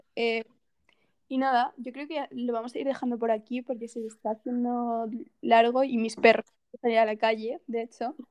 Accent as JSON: {"language": "Spanish", "town": "Castellón de la Plana", "region": "Valencian Community", "country": "Spain", "said": "Yo, soy de Castellón."}